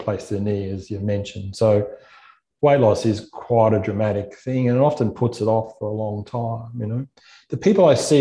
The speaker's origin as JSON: {"language": "English", "town": "Gold Coast", "region": "Queensland", "country": "Australia", "tie": "born or raised there", "said": "I grew up on the Gold Coast. My parents live here"}